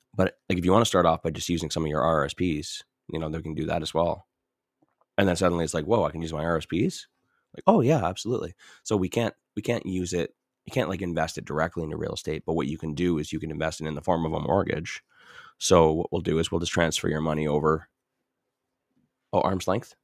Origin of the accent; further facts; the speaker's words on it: Edmonton, Alberta, Canada; I'm from Edmonton